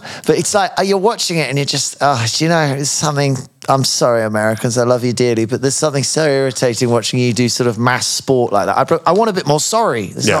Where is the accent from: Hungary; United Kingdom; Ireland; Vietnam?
United Kingdom; as a Brit